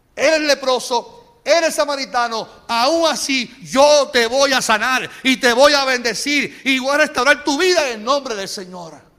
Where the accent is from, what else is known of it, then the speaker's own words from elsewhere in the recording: Carolina, Puerto Rico; yo me crié en, en Cacolina. En Cacolina